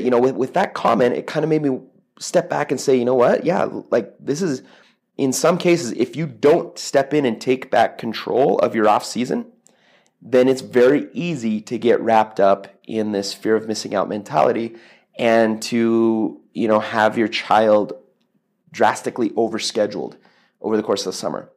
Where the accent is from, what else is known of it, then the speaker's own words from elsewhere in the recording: Toronto, Ontario, Canada; I grew up in Toronto